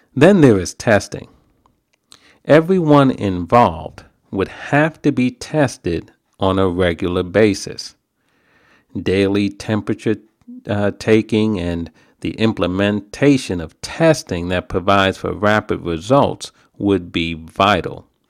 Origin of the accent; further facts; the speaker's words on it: New York, United States; now in New Jersey, United States; I'm a New Yorker.